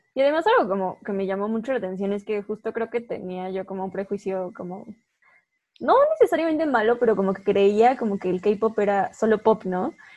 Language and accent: Spanish; Mexico; somos dos chicas mexicanas